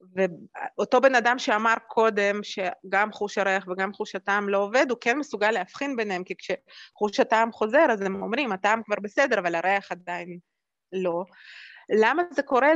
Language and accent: Hebrew; Jerusalem, Jerusalem District, Israel; also born or lived in Moscow, Russia; אני נולדתי במוסקבה, ו- ו- וכשעלינו לארץ גרתי בירושלים